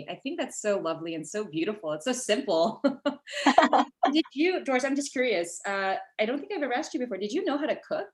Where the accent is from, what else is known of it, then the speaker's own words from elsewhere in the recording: Southern California, United States; Southern California, my hometown.